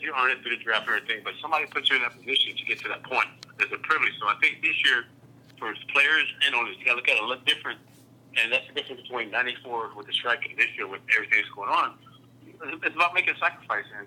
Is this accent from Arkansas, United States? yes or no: no; Tampa, Florida, United States; I got traded to Tampa, my hometown team